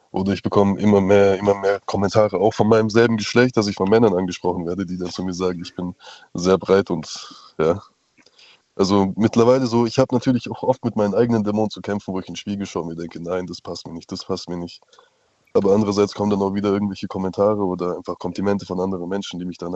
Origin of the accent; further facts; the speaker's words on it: Stuttgart, Baden-Württemberg, Germany; ich bin aus Stuttgart.